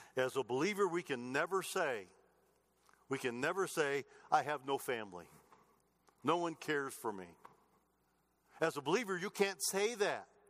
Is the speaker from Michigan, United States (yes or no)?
yes; Clinton, Michigan, United States; moved away as an adult; now in Colorado, United States; I don't go home very often to Michigan where I grew up